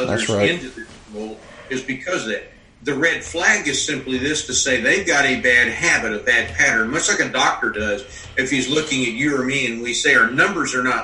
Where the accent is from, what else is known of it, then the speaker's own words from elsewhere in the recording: Western Kentucky, United States; I grew up in Western Kentucky. I lived in the military a long time